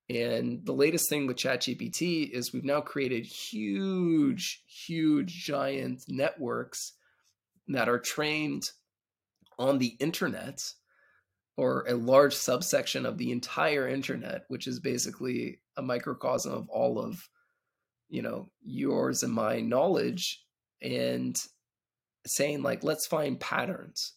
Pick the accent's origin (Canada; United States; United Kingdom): Canada; moved away as an adult; now in Israel; I'm originally actually from Canada, and, uh, moved out to Israel about a dec-, decade ago